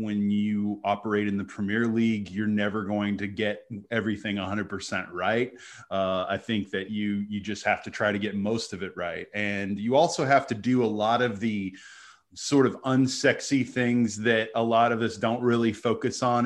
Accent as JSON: {"language": "English", "country": "United States", "tie": "born or raised there", "said": "I grew up in America"}